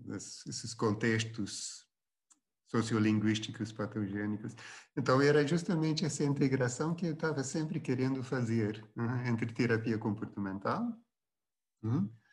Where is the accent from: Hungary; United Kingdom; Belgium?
Belgium; Flanders; first language Dutch; Portuguese is a second language; now in Brazil; eu sou do, do norte da Bélgica e a, é a língua é holandesa